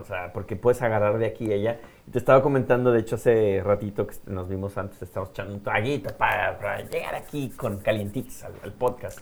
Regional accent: Mexico; como buen mexicano, yo creo que me vieron la cara mexicana

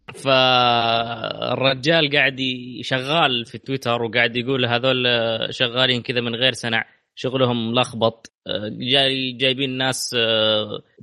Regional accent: Saudi Arabia; عندنا في السعوديه

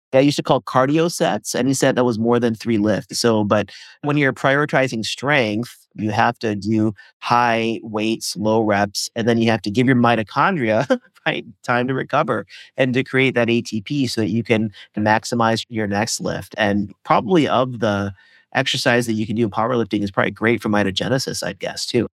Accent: Indiana, United States; I grew up in Indiana

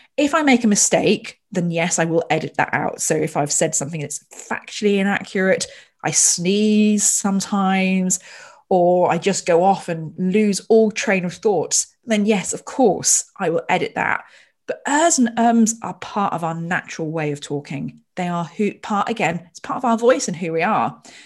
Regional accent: Royal Berkshire, South East England, United Kingdom; I was born in Royal Berkshire

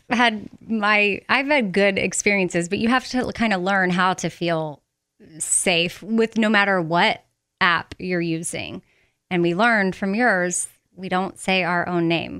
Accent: Texas, United States; growing up in Texas

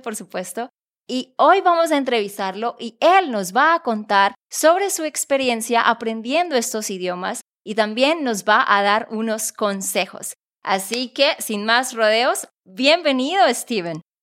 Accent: Santander, Colombia; de Santander, Colombia.

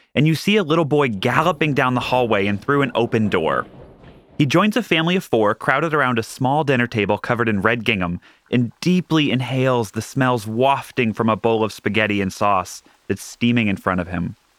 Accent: Seattle, Washington, United States; moved away as an adult; also born or lived in Georgia; now in New York, United States; I was born in Georgia, so I sometimes yell and drawl, but I spent most of my formidable years in Washington State

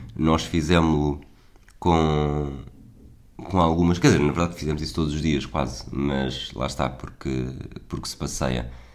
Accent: Portugal; eu sou português

